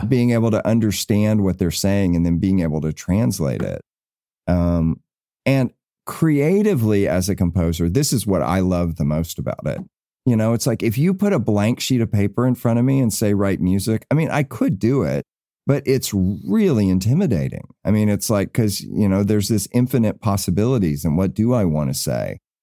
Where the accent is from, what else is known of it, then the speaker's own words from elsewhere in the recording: the South, United States; moved away; I came from the South